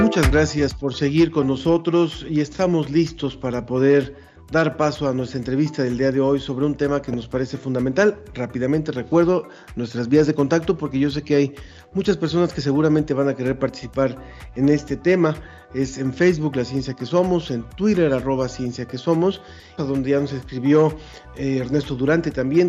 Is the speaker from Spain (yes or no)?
no; Mexico